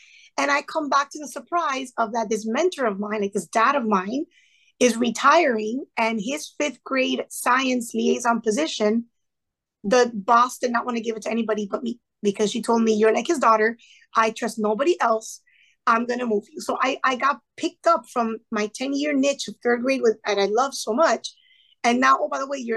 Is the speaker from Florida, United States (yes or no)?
yes; Sweetwater, Florida, United States; first language Spanish; English is a second language; I was born and raised in Sweetwater, to be specific, went to college at FIU. Like I stayed within a 5 mile radius of my neighborhood